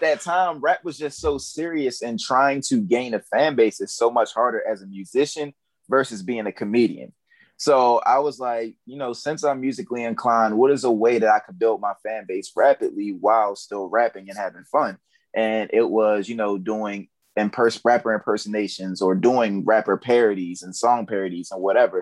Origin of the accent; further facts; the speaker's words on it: Baltimore, Maryland, United States; I'm from Baltimore, Maryland.